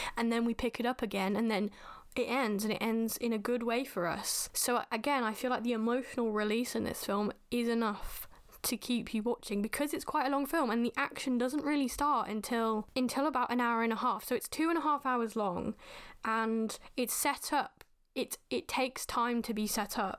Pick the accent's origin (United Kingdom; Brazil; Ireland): United Kingdom; as a Brit-, British person, the way we are taught in schools